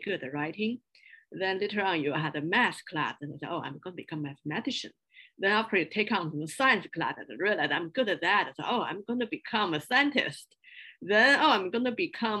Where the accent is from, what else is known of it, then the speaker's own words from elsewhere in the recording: Beijing, China; moved away as an adult; also born or lived in small town near Shanghai / Chapel Hill; I moved to Beijing to join my parents and started all my school life there